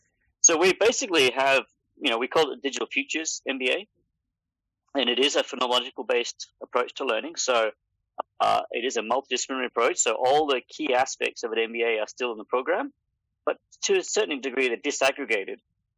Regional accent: Papua New Guinea; also born or lived in United Kingdom / Australia; I'm originally from the UK, although I lived like the majority of my life in this part of the world. I grew up in Papua New Guinea and I went to university and school in Australia

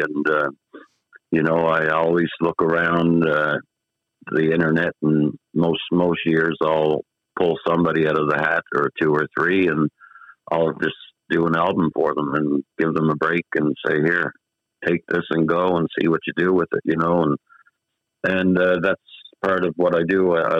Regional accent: Toronto, Ontario, Canada; born there; Well, I was born in Toronto. My mom and dad is from Newfoundland, Bay Roberts, Newfoundland.

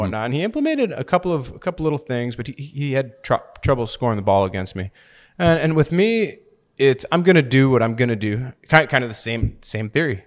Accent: Milwaukee, Wisconsin, United States; moved away as an adult; also born or lived in Romania; now in Florida, United States; I'm from Milwaukee, Wisconsin, and I've been living in Florida for about the past ten years.

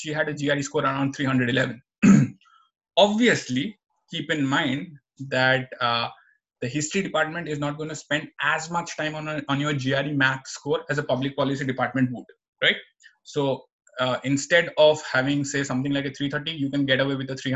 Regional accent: Assam, India; moved away; also born or lived in New Jersey, United States; I was born in Assam, so I can speak Assamese fluently

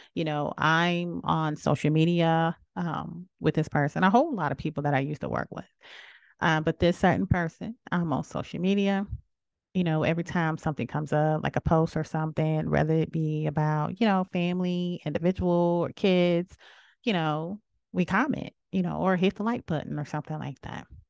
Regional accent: South Carolina, United States; I am from South Carolina.

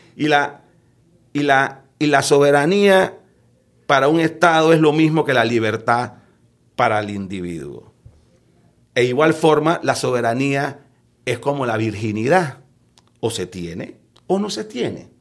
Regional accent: Panama

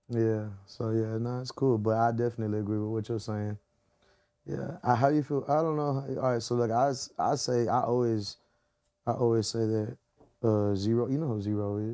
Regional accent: the South, Texas, United States; I'm from the South, so I'm forever gonna have a, a groove in me

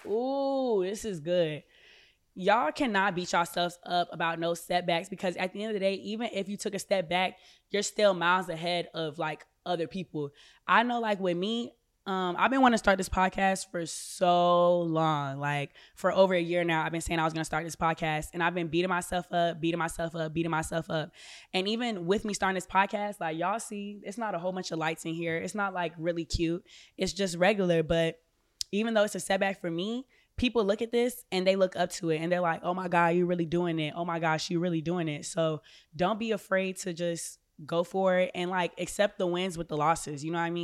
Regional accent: Orlando, Florida, United States; moved away as an adult; I grew up in Orlando, Florida.

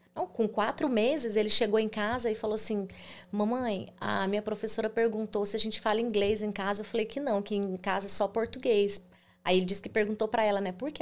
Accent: Goiânia, Goiás, Brazil; moved away as an adult; now in United States; Eu sou de Goiânia, Goiás

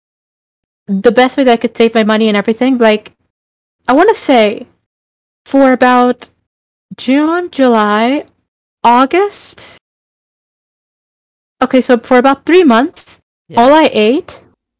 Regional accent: Mexico; moved away as an adult; now in Canada; I'm originally from Mexico

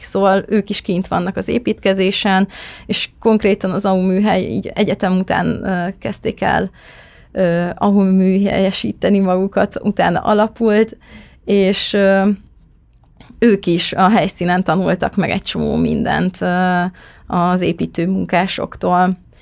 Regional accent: Nagykanizsa, Zala, Hungary; born or raised there

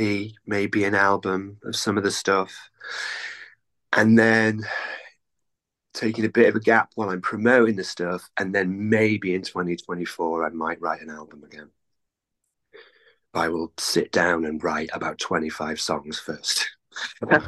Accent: North Wales, United Kingdom; moved away as an adult; now in Cardiff, United Kingdom; I grew up in North Wales, which is it's about 200 miles drive

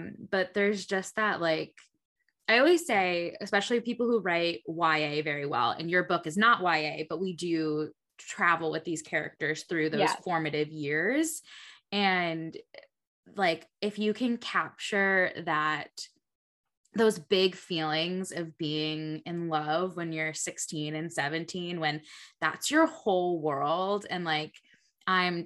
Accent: New England, United States; now in Buffalo, United States; I grew up in New England

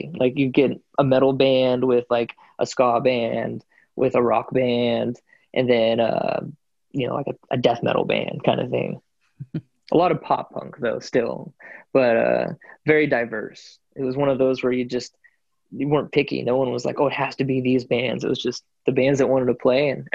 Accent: United States; I was born in the States

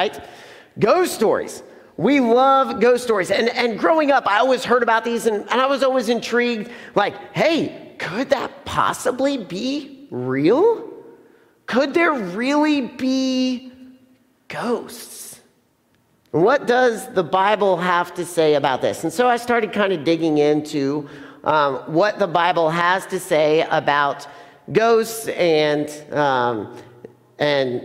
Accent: Plainfield, Indiana, United States; I grew up in Plainfield

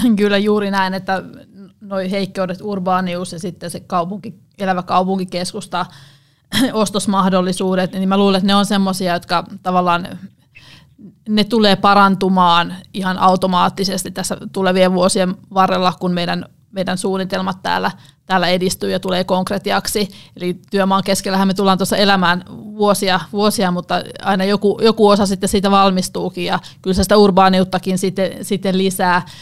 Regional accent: Ostrobothnia, Finland; mä oon pohjalainen taustalta

